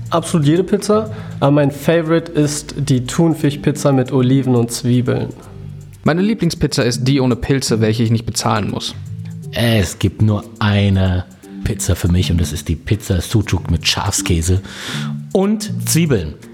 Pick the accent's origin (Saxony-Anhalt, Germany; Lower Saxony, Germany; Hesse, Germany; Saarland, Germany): Hesse, Germany; Frankfurt; bin Frankfurter Bub, deswegen mag ich auch Eintracht Frankfurt.